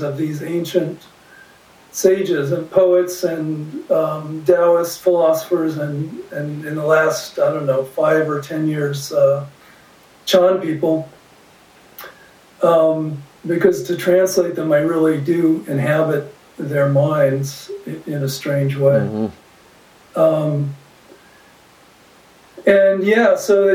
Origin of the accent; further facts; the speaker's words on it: the West, United States; now in Vermont, United States; I grew up in the West